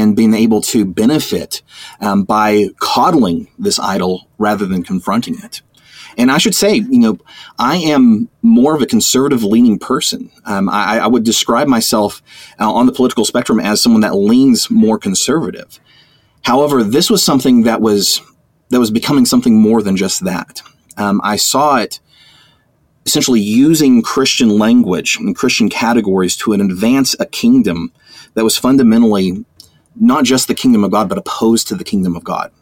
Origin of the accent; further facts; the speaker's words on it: Amarillo, Texas, United States; Amarillo, Texas. It's my hometown. It's the place where I was born, the place I was raised